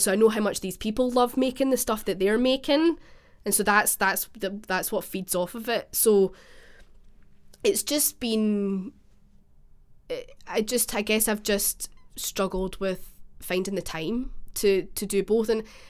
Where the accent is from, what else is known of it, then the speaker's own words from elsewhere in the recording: Scotland, United Kingdom; because I'm from the West Coast originally, which apparently is really obvious from my accent.